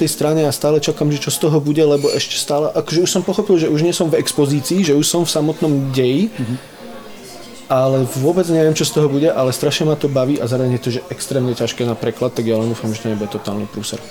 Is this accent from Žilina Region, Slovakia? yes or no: no; High Tatras, Prešov Region, Slovakia; now in Bratislava, Slovakia; ja som zo Sibíra, tu Sibír ani nikto nevie, kde to je, to je vo Vysokých Tatrach.